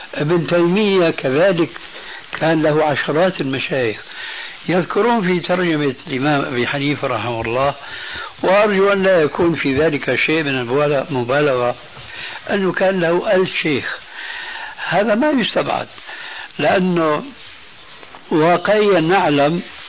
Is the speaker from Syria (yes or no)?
yes; Syria; عندنا في سوريا